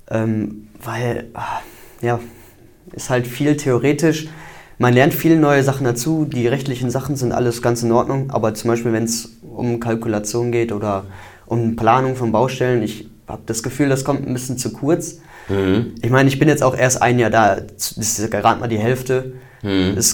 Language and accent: German; Wesel, North Rhine-Westphalia, Germany; Ich komme aus dem Raum Wesel